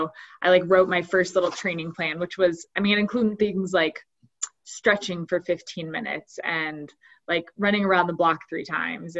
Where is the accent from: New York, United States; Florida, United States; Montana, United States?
Montana, United States; Bozeman; also born or lived in Missoula, Montana; So I grew up in Bozeman, Montana. And I guess I was born in Missoula, Montana, which is about 3 hours from here, but moved to Bozeman when I was 10